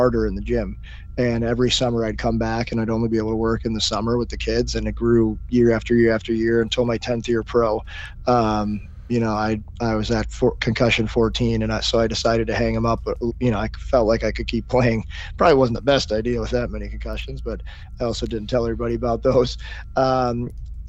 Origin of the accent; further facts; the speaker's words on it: St. Louis, Missouri, United States; I grew up in St. Louis.